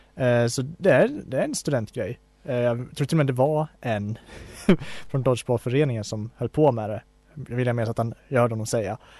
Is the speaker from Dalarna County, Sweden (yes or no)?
yes; Falun, Dalarna County, Sweden; min hemstad Falun